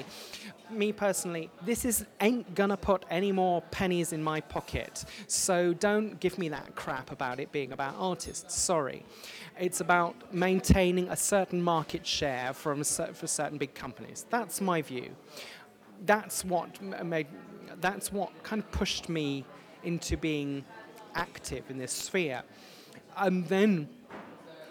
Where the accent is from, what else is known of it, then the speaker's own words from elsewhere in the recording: Plymouth, South West England, United Kingdom; also born or lived in Denmark; now in Manchester, United Kingdom; I grew up in Plymouth